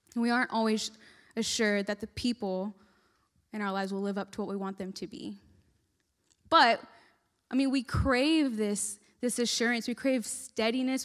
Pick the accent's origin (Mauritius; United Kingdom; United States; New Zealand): United States; Texas; moved away as an adult; now in West Virginia, United States; I'm from Texas, and I was moving all the way to West Virginia. I'd lived in Texas my whole life, never thought I'd leave